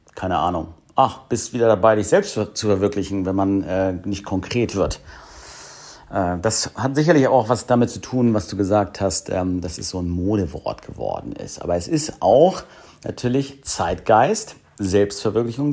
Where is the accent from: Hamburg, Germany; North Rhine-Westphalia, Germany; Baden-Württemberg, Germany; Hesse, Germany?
Hamburg, Germany; hier in meiner Heimatstadt Hamburg